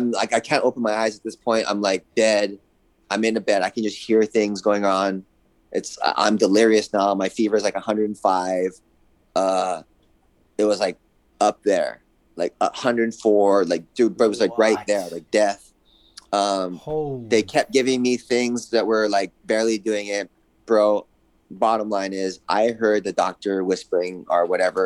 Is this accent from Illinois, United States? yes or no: no; Hawaii, United States; now in California, United States; I grew up in Hawaii